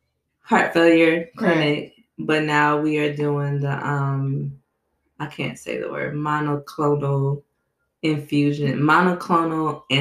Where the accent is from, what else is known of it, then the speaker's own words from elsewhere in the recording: New Orleans, Louisiana, United States; I grew up in New Orleans